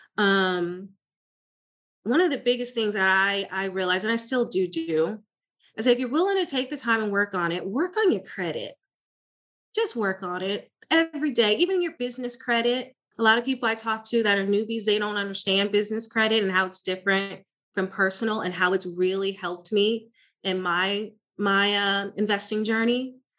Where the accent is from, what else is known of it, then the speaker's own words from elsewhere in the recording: Florida, United States; now in Dallas, United States; I am originally from Florida, now in the Texas, Dallas area